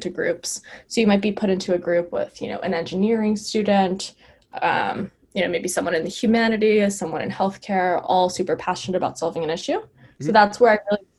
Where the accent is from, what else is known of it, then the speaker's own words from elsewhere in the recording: New York City, New York, United States; also born or lived in California; I grew up in New York City. I've been living here my entire life